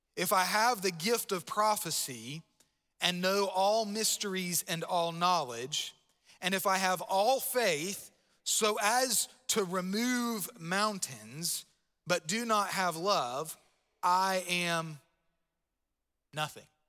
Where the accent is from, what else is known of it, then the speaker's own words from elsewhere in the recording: Palm Bay, Florida, United States; I grew up in Palm Bay, Florida